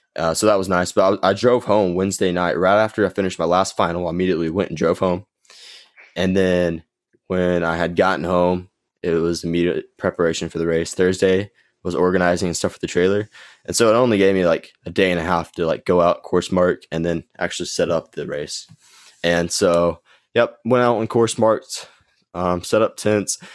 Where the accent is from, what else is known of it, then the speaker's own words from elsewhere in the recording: Gainesville, Texas, United States; It's just a local five K put on here in Gainesville. It's my hometown